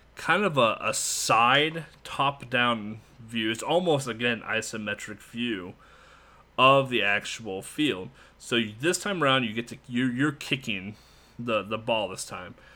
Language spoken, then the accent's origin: English; United States; Being an American